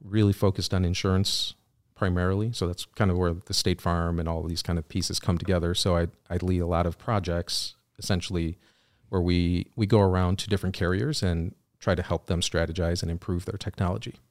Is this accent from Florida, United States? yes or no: no; Wheaton, Illinois, United States; also born or lived in Chicago, Illinois; I grew up in Wheaton